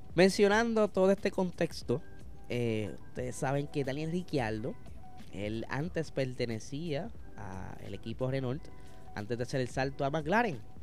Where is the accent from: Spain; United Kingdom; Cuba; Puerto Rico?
Puerto Rico; gente como nosotros, boricuas